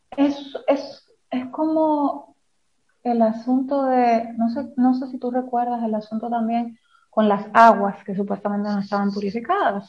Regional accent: Dominican Republic; sabemos cómo somos los dominicanos

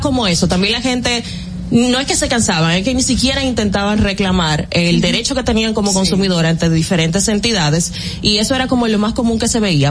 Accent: Argentina; argentina, somos de Argentina

